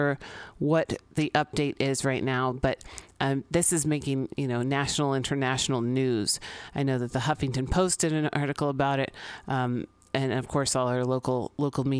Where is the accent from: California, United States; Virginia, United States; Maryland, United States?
California, United States; San Francisco; I grew up here in San Francisco.